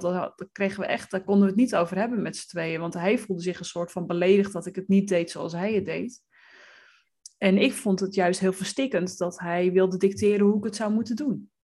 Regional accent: West Friesland, North Holland, Netherlands; ik ben opgegroeid in West-Friesland

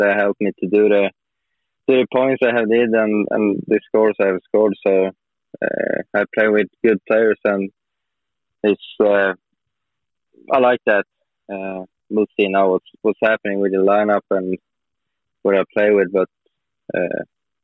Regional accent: Norrland, Sweden; English is a second language; I'm up north from Sweden

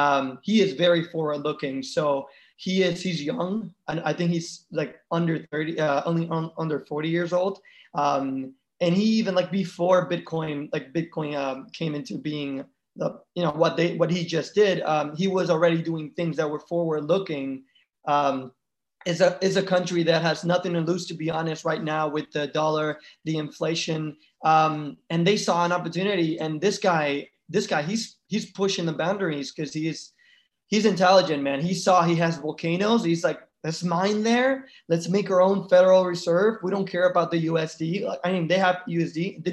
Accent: Panama; I actually love it for Central America. I'm from Panama.

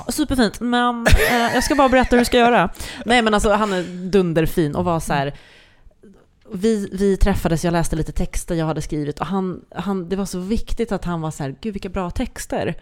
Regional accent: Sweden; first language Swedish; som svensk med det som modersmål

